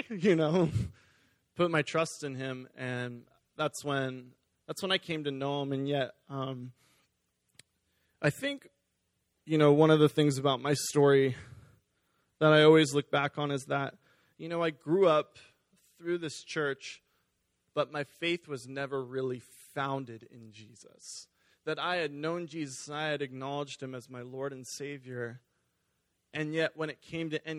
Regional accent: Beaverton, Oregon, United States; also born or lived in California; we moved up here, and I've been attending Beaverton Foursquare actually my entire life since I was 4 years old

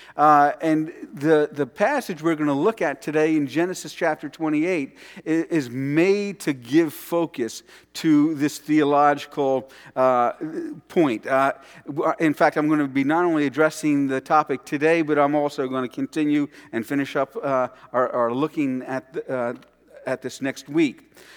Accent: New York City, New York, United States; my childhood and growing up around New York City

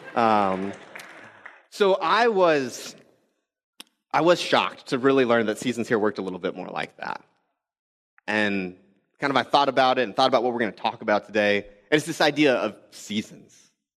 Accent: Texas, United States; also born or lived in Arizona; now in Midwest, United States; I grew up in Texas, and then I lived in Arizona for a couple years

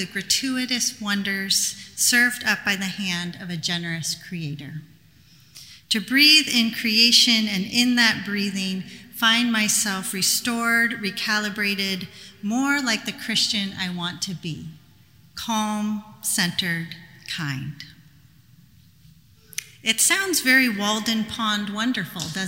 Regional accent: Canada; I'm Canadian.

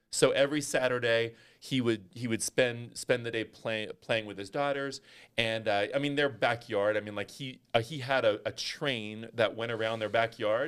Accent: Northern California, United States; I grew up in Northern California

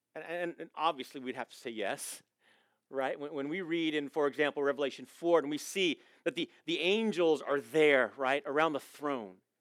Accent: Coronado, California, United States; moved away; I was born in Coronado, so I'm a San Diego boy

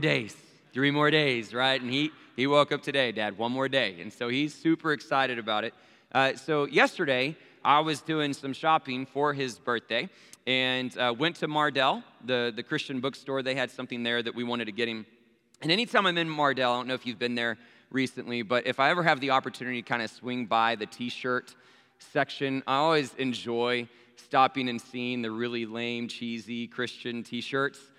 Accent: Abilene, Texas, United States; Abilene, Texas, my hometown

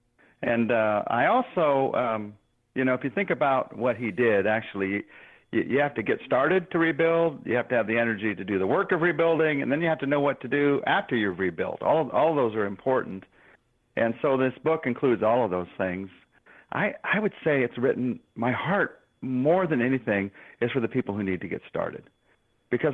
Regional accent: United States; as an American man.

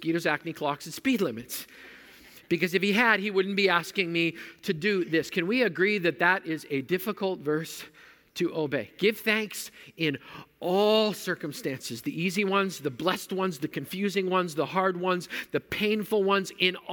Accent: Manitoba, Canada; I grew up in Manitoba where mosquitoes are big enough to carry off small children

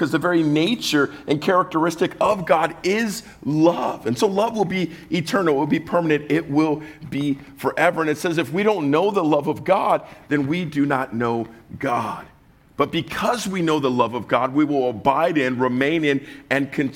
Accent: Southern California, United States; I'm from the South, Southern California

